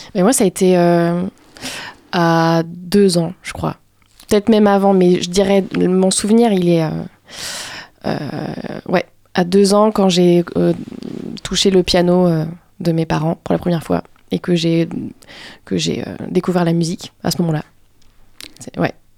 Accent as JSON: {"language": "French", "town": "Paris", "region": "Île-de-France", "country": "France", "tie": "born or raised there", "moved": "yes", "lives_now": "Angers, France", "said": "moi c'est Paris. la capitale"}